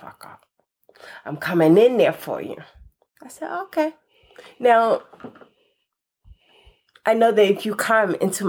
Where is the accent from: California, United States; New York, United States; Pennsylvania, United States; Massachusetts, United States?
Pennsylvania, United States; Philadelphia; But I'm from North Philly.